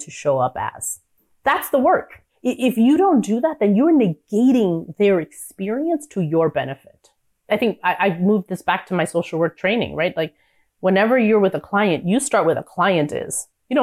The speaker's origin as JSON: {"language": "English", "region": "New York", "country": "United States", "said": "being a New Yorker"}